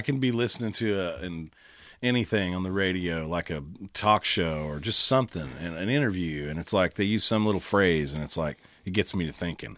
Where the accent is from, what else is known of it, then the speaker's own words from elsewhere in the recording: Oklahoma, United States; growing up in Oklahoma